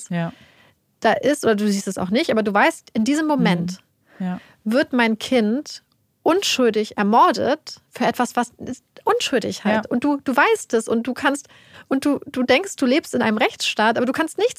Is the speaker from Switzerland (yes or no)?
no; United States; wir als Amerikaner, unser